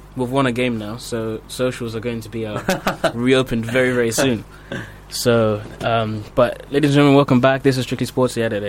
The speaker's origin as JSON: {"language": "English", "town": "Basildon", "region": "East of England", "country": "United Kingdom", "tie": "born or raised there", "also_born_or_lived": "Grays", "moved": "yes", "said": "I was born in Basildon and lived in Grays for a year."}